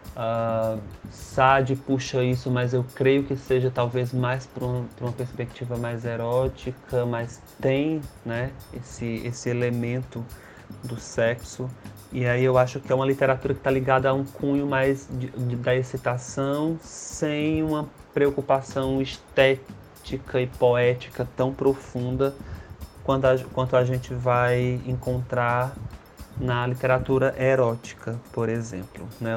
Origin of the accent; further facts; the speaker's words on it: Ceará, Brazil; sou cearense